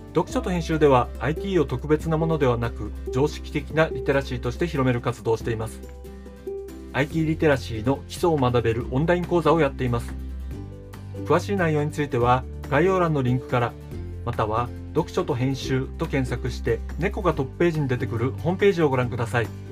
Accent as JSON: {"language": "Japanese", "region": "Hokkaido", "country": "Japan", "tie": "born or raised there", "also_born_or_lived": "Tokyo", "said": "僕は北海道で生まれ育ちました北海道が好きで人生のほとんどを北海道で過ごしているわけですが"}